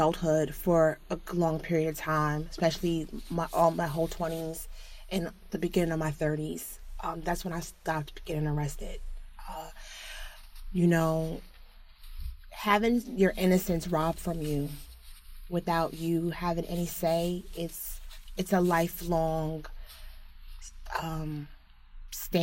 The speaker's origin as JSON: {"language": "English", "town": "South Orange", "region": "New Jersey", "country": "United States", "tie": "born or raised there", "lives_now": "Newark, United States", "said": "Originally, I grew up in South Orange, New Jersey. I currently live in Newark, New Jersey"}